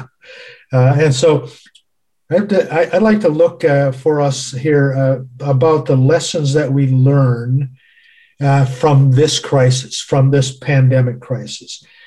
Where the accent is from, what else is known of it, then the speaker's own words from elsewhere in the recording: United States; my home country, the United States